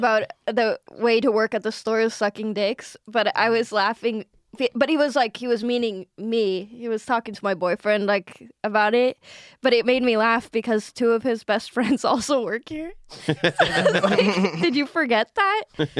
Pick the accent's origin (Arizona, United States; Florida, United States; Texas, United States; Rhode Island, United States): Arizona, United States